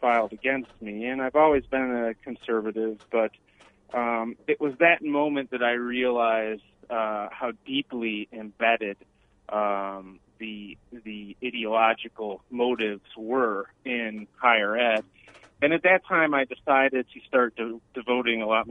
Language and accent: English; Rochester, New York, United States; moved away as an adult; now in Houston, United States; I grew up in Rochester, New York